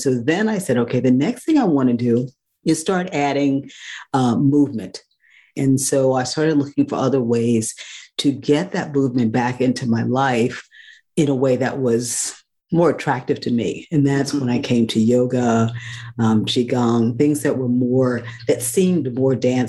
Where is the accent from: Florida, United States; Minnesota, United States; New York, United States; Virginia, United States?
New York, United States; New York City; moved away as an adult; also born or lived in Northeast North Carolina; I was had been born and raised in New York City